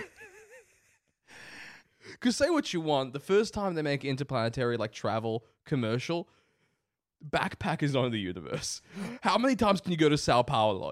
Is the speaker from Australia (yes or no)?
yes; Australia; We're Australian, this is our culture